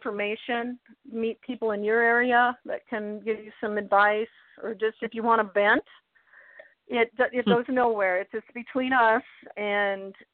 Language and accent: English; outside of Chicago, Illinois, United States; now in Florida, United States; I was born and raised outside of Chicago